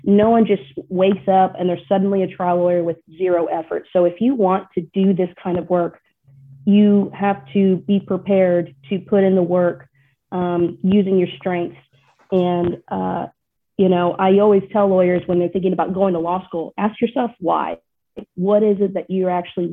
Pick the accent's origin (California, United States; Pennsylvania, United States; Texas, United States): Texas, United States; accent: Texas; my Texas accent really comes out heavier